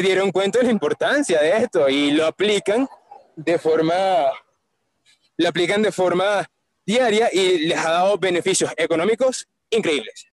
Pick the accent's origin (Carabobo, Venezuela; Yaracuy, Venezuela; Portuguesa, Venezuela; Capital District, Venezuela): Capital District, Venezuela; Caracas; Yo soy de Caracas, Venezuela